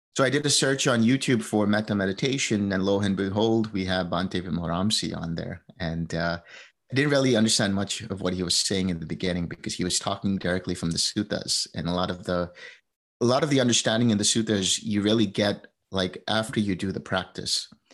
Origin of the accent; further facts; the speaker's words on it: United States; also born or lived in India; I grew up in, uh, New Jersey, New York.